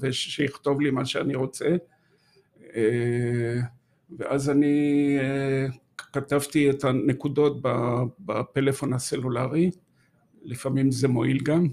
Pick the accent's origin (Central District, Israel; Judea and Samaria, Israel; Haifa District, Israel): Haifa District, Israel; Haifa area, the Krayot; moved away as an adult; also born or lived in Golan Heights / Gush Etzion; now in Jerusalem, Israel; וגדלתי בעצם ב... באזור חיפה, בקריות, אה, עד שנות ה-20 שלי